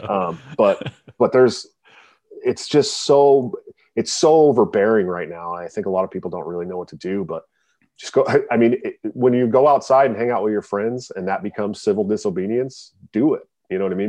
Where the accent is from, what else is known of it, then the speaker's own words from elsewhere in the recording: Bay Area, California, United States; also born or lived in Oregon; now in Iowa, United States; I'm from the Bay Area, uh, you know, but I, but I, I lived in Oregon for a long time